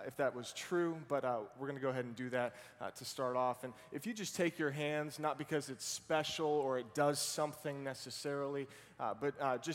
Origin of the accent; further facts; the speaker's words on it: Boston, Massachusetts, United States; now in Virginia, United States; I grew up over in the Boston area